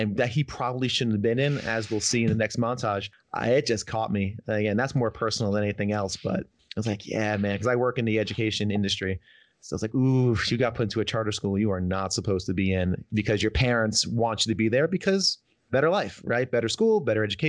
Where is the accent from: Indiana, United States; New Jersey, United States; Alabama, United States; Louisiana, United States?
New Jersey, United States; Northern; also born or lived in New York; I'm from the Northeast, Northern New Jersey.